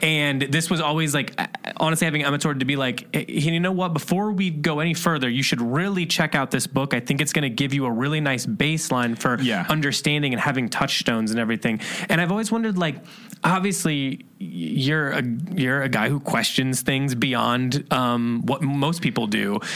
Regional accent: Indiana or Ohio, Midwest, United States; moved away; we're from Indiana and Ohio

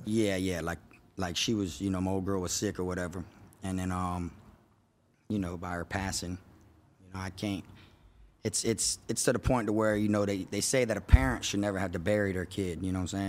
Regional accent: Davie, Florida, United States; I grew up in East Side Davie, which is in Florida

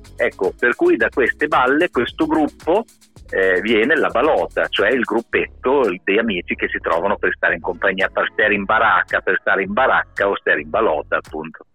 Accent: Bologna, Emilia-Romagna, Italy; alla nostra, alla nostra città

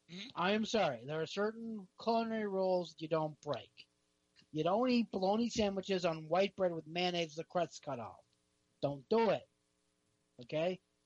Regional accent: New Jersey, United States; moved away; I'm from Jersey.

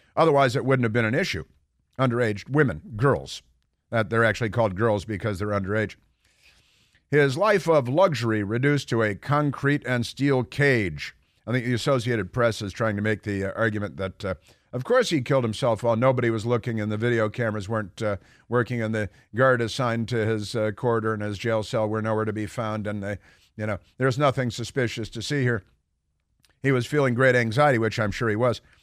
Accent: Chicago, Illinois, United States; also born or lived in Santa Barbara; now in Washington, D.C., United States; I grew up in Chicago

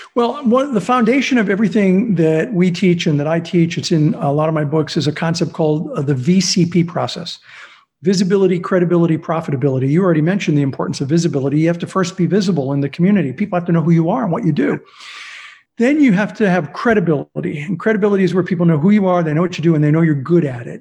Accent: Azusa, California, United States; also born or lived in Pittsburgh / South Central LA; we moved to Azusa, where I grew up, and I went to Azusa Unified School District

